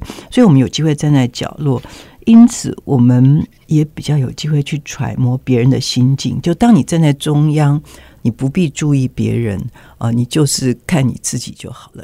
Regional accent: Taiwan; 我们台湾人

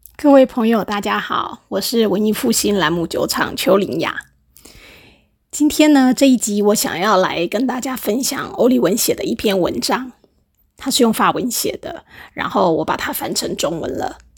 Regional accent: Taiwan; 对于我们台湾人来说

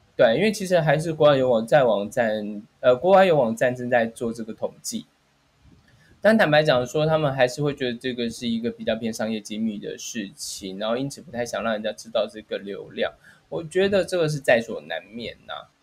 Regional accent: Taiwan; 因为其实我们台湾人都蛮习惯吃到饱这件事情

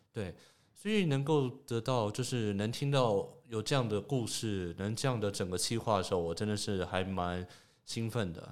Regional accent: Taoyuan, Taiwan; also born or lived in Taipei; 但是我都是从桃园过去的

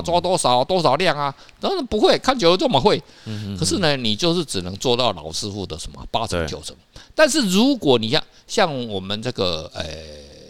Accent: Kaohsiung, Taiwan; moved away; 那时候我是高雄人

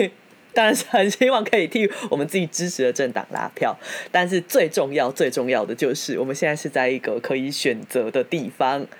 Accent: Tainan, Taiwan; now in Taipei, Taiwan; 妈的，我以前我特别把户籍从台南迁上来台北，

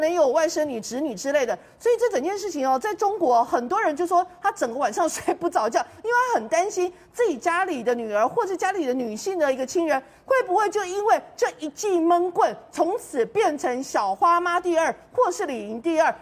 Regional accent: Taiwan; 我们台湾这边是在过年

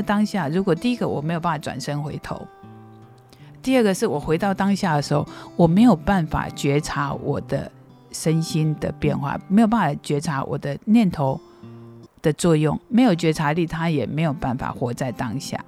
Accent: Qimei, Penghu County, Taiwan; moved away; 我每次回到七美，我就觉得我好感谢我生存在七美，我好感谢我在这里长大

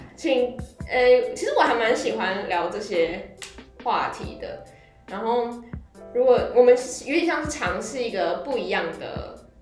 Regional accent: Chiayi, Taiwan; 因为我也是我也是嘉义人，我是新亭的高中同学。呃，我在家里我没有很会讲台语，但是我基本上都听得懂

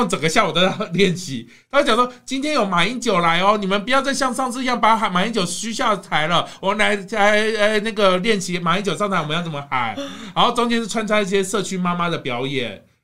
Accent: Kaohsiung, Taiwan; 你跑到我的家乡

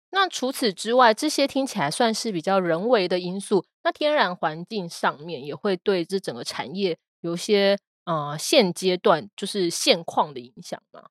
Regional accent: southern Taiwan, Taiwan; 我其实是那个台湾南部长大的

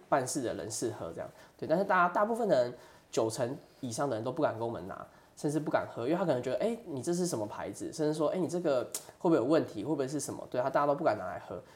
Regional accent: Toufen, Miaoli County, Taiwan; also born or lived in Tianmu, Taipei; 之前是在台北担任工程师的部分。嗯，对，其实我小时候是在台北天母出生的，然后哦。对，爸爸妈妈以前也是在台北工作，对啊，那现在就是我的家人叔叔啊、姑姑甚至阿婆还下面也是住在台北。那我之前是，呃，会回来，头份算是我们的老家哦，对，然后我大概是在小学的时候，就是在，在从小时候就回来头份这样子

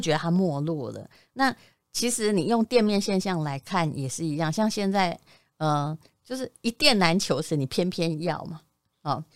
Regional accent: Yilan County, Taiwan; moved away; 我以前在宜兰的时候也曾经买过一间房

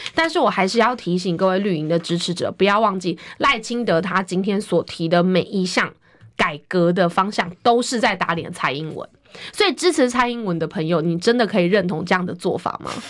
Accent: Taiwan; 我们台湾人民

